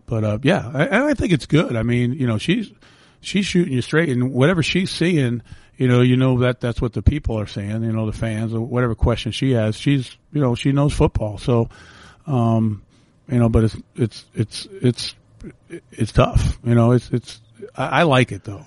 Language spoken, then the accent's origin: English; New York City, New York, United States; moved away; where I grew up in the Bronx where the houses were connected.